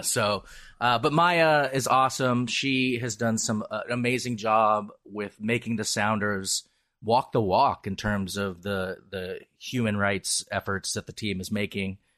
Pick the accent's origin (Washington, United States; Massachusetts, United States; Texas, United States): Washington, United States; Seattle; I'm a Seattleite and, uh, I'm very Irish